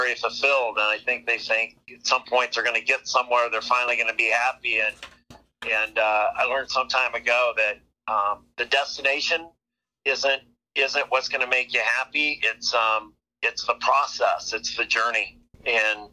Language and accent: English; a farm an hour north of Omaha, Nebraska, United States; also born or lived in Ohio; I grew up an hour north of here on a farm